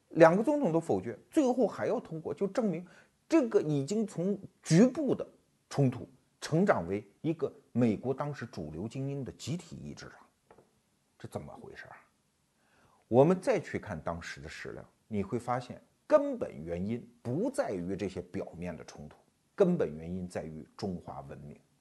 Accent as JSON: {"language": "Chinese", "country": "China", "said": "我们中国人安土重迁啊， 我们就在这片土地上繁衍生息"}